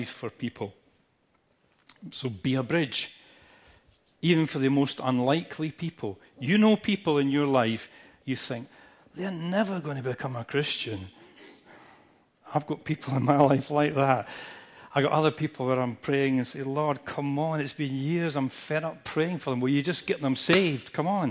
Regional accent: United Kingdom; we're British

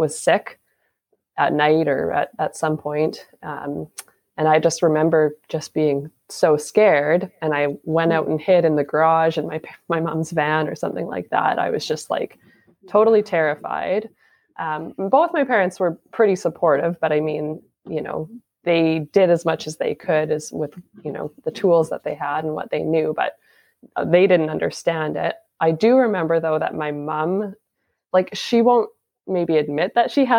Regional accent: Saskatchewan, Canada; now in Port Coquitlam, Canada; I'm from Saskatchewan

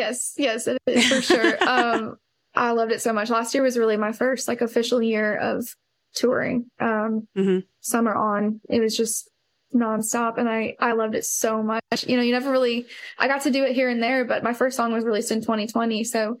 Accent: Columbia, Missouri, United States; moved away; It was in Columbia, Missouri. It's where I'm from originally.

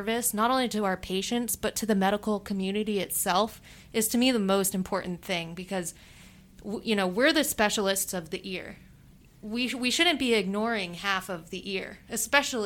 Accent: Tampa, Florida, United States; I've lived in Tampa pretty much all my life

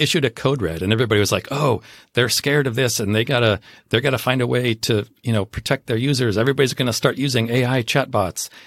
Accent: Southern California, United States; I grew up in Southern California.

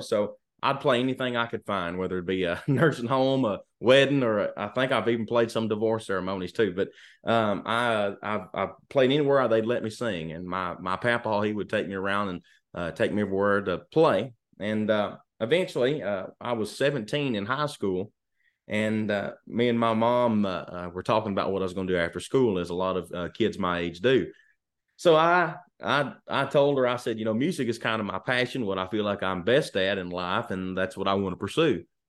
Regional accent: Lancaster, Kentucky, United States; I'm from, uh, a little town in Kentucky called Lancaster, Kentucky, which is south of Lexington

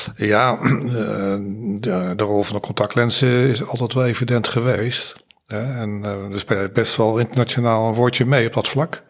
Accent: The Hague, South Holland, Netherlands; geboren in Zuidwest, Den Haag

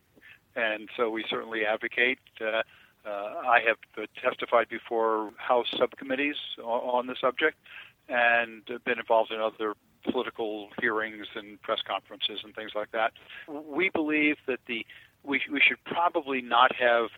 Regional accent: Elizabeth, New Jersey, United States; born or raised there

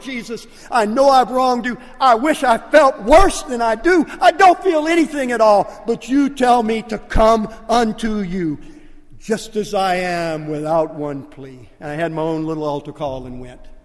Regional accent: Lake Charles, Louisiana, United States; accent: Cajun; moved away; I'm Cajun. And when, when we go back to Lake Charles and I get around family members, you can tell I'm Cajun because I, I kind of slip into a Cajun dialect

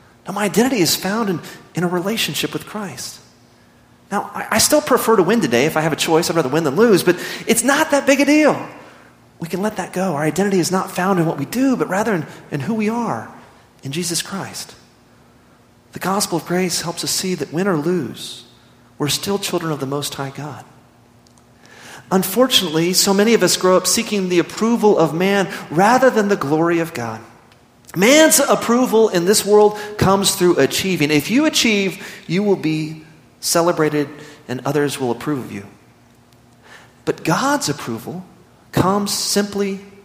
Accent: Midland, Texas, United States; growing up in Midland, Texas, I played a lot of sports

